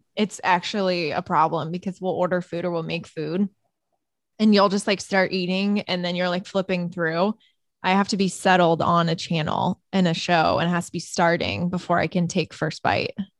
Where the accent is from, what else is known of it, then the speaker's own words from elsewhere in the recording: Chesterton, Indiana, United States; moved away; my hometown newspaper actually the chesterton tribune